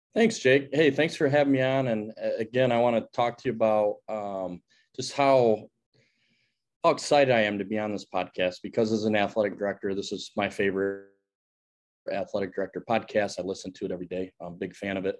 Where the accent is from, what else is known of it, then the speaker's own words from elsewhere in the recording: Grand Rapids, Michigan, United States; I grew up in Grand Rapids, Michigan.